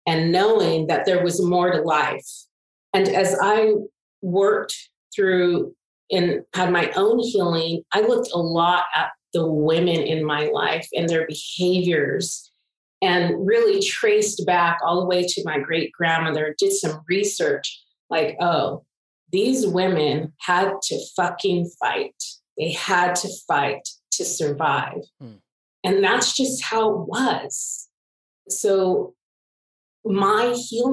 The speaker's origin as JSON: {"language": "English", "town": "Pittsburg", "region": "California", "country": "United States", "tie": "born or raised there", "said": "I was born and raised in Pittsburgh, California."}